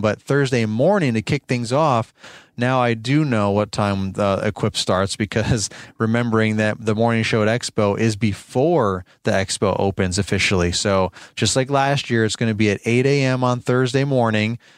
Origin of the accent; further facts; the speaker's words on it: New York, United States; I'm born and raised in New York.